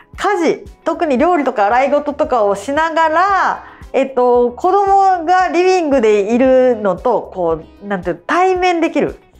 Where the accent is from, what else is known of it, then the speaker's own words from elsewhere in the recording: Kobe, Hyogo, Japan; こう阪神大震災経験者なんで